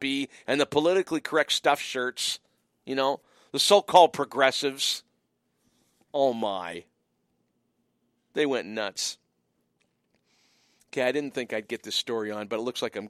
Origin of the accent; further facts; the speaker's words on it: Windsor, Ontario, Canada; moved away; also born or lived in Montreal; growing up in Windsor, passionate Detroit Tigers fan, spent 4 years in Montreal